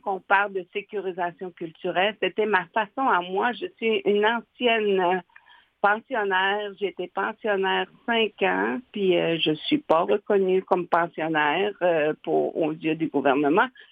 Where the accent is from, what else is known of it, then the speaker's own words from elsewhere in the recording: Natashquan, Quebec, Canada; moved away as an adult; also born or lived in Uashat / Pessamit; je suis native de Natashquan